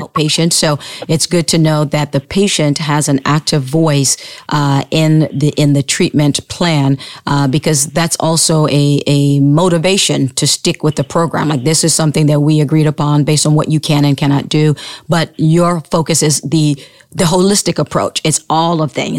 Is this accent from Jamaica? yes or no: no; Sierra Leone; moved away; when I was growing up in Sierra Leone